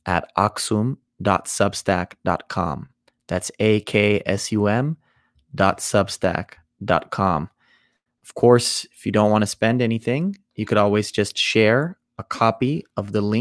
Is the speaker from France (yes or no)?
no; Ethiopia; In the Ethiopian culture